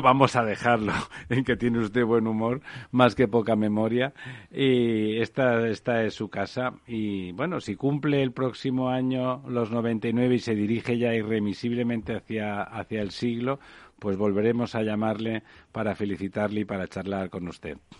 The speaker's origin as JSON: {"language": "Spanish", "region": "Catalonia", "country": "Spain", "moved": "yes", "said": "siendo catalanes, eh, como, yo"}